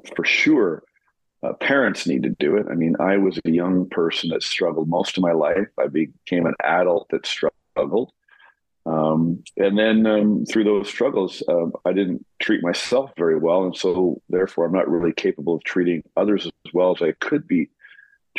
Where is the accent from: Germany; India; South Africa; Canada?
Canada; also born or lived in New York; I'm born and raised in Canada.